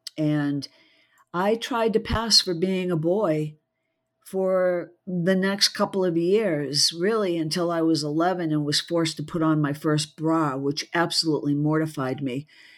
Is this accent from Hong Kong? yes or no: no; Massachusetts, United States; born there; Well, I was born just outside of Boston, so I'm a Yankee through and through